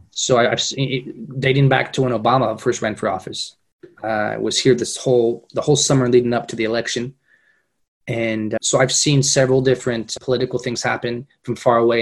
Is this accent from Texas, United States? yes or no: no; Fresno, California, United States; moved away as an adult; now in Madrid, Spain; When I was a kid growing up in Fresno, Fresno's a very multicultural community.